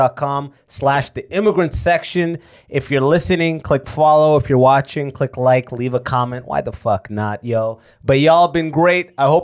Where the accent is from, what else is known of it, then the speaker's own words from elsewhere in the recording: Canada; No, I'm Canadian.